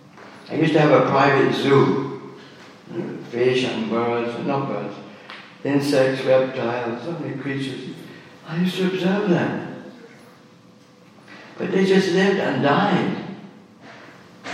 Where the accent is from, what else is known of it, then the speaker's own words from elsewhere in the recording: Birmingham, West Midlands, United Kingdom; I was born in Birmingham, I was born in the UK, born just after the war